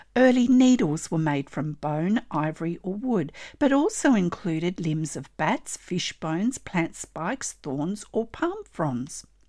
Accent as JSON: {"language": "English", "country": "Australia", "said": "I'm an Australian textile artist"}